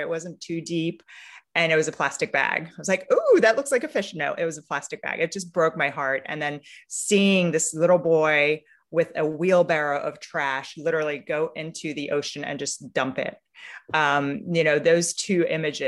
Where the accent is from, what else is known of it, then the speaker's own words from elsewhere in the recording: Romania; now in United States; Romania, which is my home country, where I was born, and where for me, I spend a lot of time in the countryside.